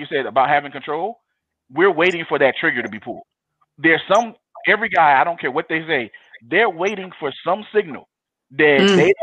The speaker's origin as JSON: {"language": "English", "town": "Compton", "region": "California", "country": "United States", "tie": "born or raised there", "said": "I grew up in Compton in the 90s"}